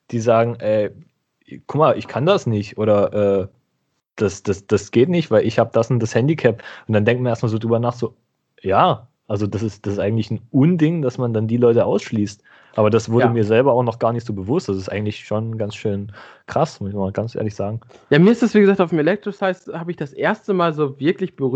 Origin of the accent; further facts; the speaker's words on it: Lower Saxony, Germany; Ich, ich, ich komme aus Niedersachsen.